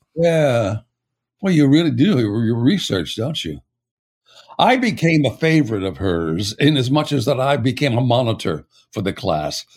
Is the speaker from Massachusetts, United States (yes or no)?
no; El Paso, Texas, United States; also born or lived in Pittsburgh, Pennsylvania; I was born in Pittsburgh, and my brother and I both suffered from it, and we were told we had to move to a desert area, and it turned out to be El Paso